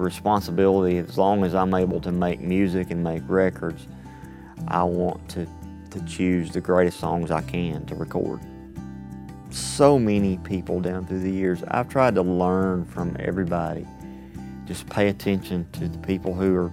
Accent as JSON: {"language": "English", "town": "Athens", "region": "Alabama", "country": "United States", "tie": "born or raised there", "said": "My day job is at the Browns Ferry Nuclear Power Plant in my hometown, Athens, Alabama."}